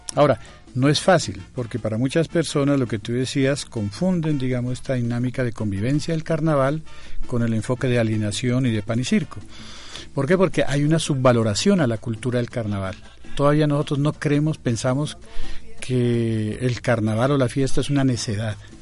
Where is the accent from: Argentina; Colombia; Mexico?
Colombia; en Colombia tenemos tenemos siete patrimonios materiales y siete patrimonios culturales inmateriales